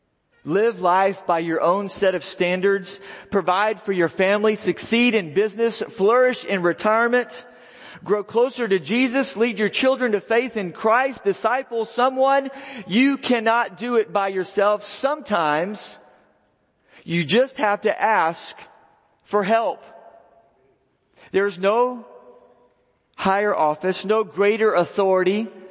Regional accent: Texas, United States; I'm from Texas.

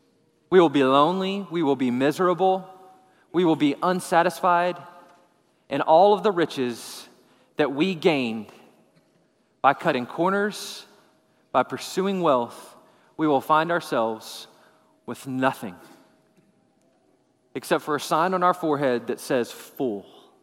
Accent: Texas, United States; We're from West Texas. We don't cut down trees. Right? You don't cut down trees when you're from West Texas, right?

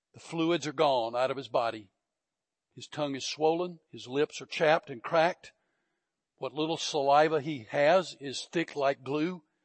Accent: Georgia, United States; moved away as an adult; also born or lived in Fort Bliss, Texas; I was from Georgia

